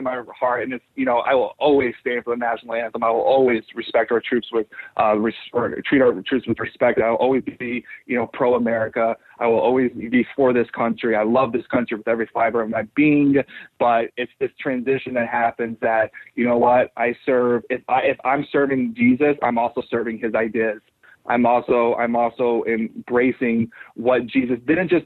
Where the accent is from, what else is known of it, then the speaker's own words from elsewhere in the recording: United States; I'm an American.